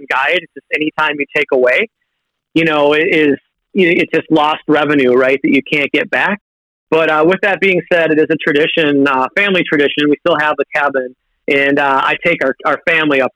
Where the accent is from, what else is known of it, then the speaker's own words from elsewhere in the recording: Minneapolis, Minnesota, United States; growing up in the Twin Cities area